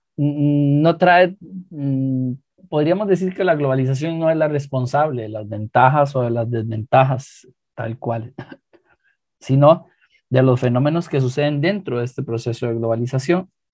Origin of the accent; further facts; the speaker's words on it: Costa Rica; nuestra identidad como costarricenses